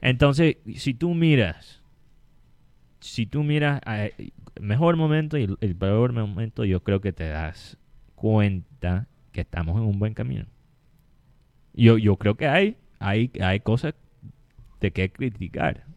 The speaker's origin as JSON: {"language": "Spanish", "region": "Colombian Caribbean coast", "country": "Colombia", "said": "nosotros los colombianos, especialmente nosotros los costeños mismos"}